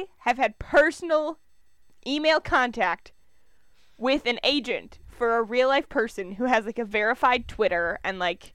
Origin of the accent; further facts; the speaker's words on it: Minnesota, United States; We're from Minnesota